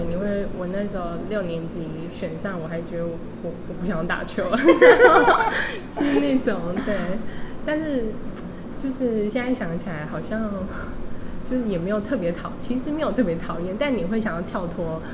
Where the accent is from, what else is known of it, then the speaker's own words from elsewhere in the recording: Hualien, Hualien County, Taiwan; 我小时候在，我是花莲人啦